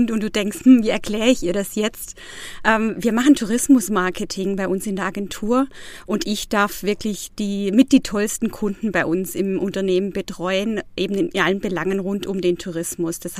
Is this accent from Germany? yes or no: yes; Baiersbronn, Baden-Württemberg, Germany; now in Freiburg, Germany; Ja, ich bin im Nordschwarzwald aufgewachsen, in Bayersbronn, habe da also meine Wurzeln, habe da auch noch meine Familie mehr oder weniger und bin da auch immer wieder gerne, muss ich sagen. Ich lebe jetzt seit zwei Jahren in Freiburg